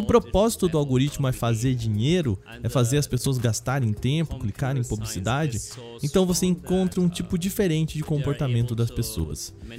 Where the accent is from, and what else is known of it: Brazil